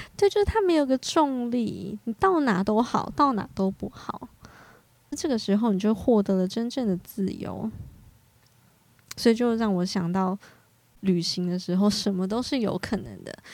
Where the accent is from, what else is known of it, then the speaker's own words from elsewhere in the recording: Hualien County, Taiwan; 我花莲人我也是见过猴子的